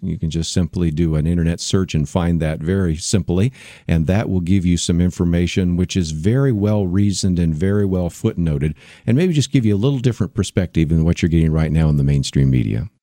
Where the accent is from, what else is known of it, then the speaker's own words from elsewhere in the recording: San Francisco Bay Area, California, United States; also born or lived in Berkeley, California; I was born in Berkeley. I grew up in the San Francisco Bay Area